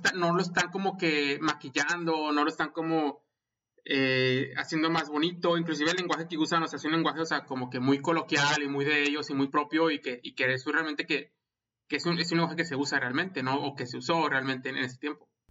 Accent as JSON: {"language": "Spanish", "town": "Monterrey", "region": "Nuevo León", "country": "Mexico", "moved": "yes", "lives_now": "United States", "said": "soy regio y he inmigrado a los Estados Unidos"}